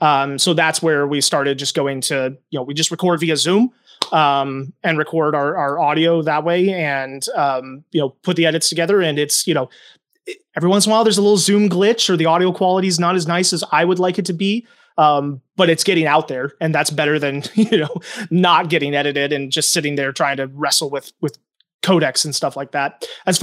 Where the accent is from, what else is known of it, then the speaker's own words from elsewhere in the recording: Indiana, United States; also born or lived in New Hampshire; now in Minnesota, United States; I'm from Indiana and New Hampshire, okay, and then ended up in Minnesota in 2014.